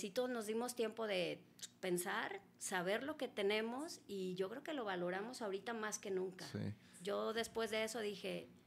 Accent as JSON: {"language": "Spanish", "town": "Ciudad Obregón", "region": "Sonora", "country": "Mexico", "said": "De Sonora, de Obregón."}